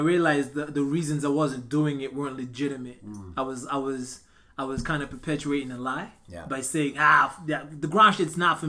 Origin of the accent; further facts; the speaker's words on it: Canada; But I mean, as Canadian fighters, we don't have big records.